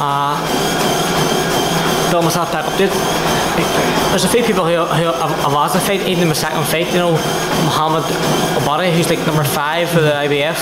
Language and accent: English; Ireland; I'm Irish